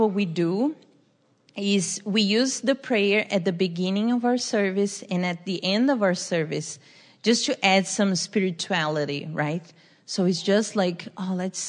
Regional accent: Brazil; moved away; I'm from Brazil.

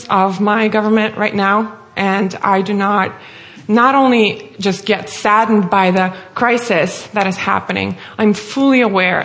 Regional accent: Russia; moved away as an adult; now in United States; as my name and accent may give away, I'm originally from Russia. I'm born and raised there, lived there all my life until the age of 22, and then I moved here to the U.S.

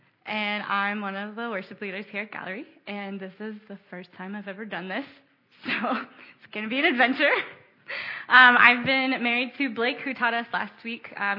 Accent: Baltimore, Maryland, United States; also born or lived in Ohio; So I grew up in Baltimore. I'm from southern Baltimore County. I was born in Ohio, but I grew up in Baltimore. Moved here when I was 4, so I don't really remember much of Ohio. And Blake and I have lived in the city for 7 years

